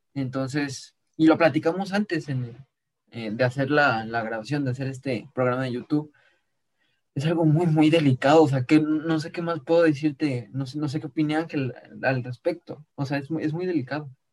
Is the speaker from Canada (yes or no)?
no; Mexico; Como mexicanos estaríamos felices